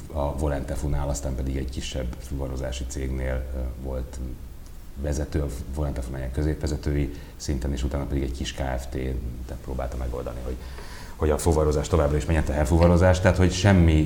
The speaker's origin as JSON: {"language": "Hungarian", "region": "Budapest", "country": "Hungary", "tie": "born or raised there", "said": "11. kerület, Örmezőn, négy emeletes panelban, második emeletén nőttem föl."}